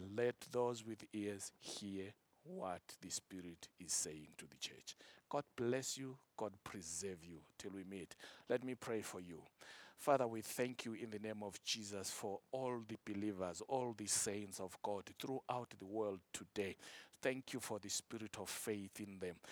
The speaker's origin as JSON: {"language": "English", "country": "Zimbabwe", "said": "my country, Zimbabwe"}